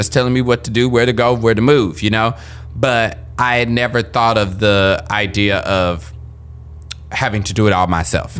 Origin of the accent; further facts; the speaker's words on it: Kansas City, United States; moved away as an adult; also born or lived in Philadelphia; I was born and raised in Kansas City.